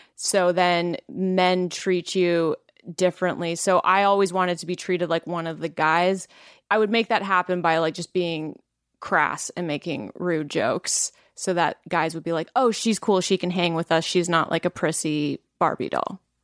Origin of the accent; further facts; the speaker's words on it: Langley, British Columbia, Canada; I am from Langley.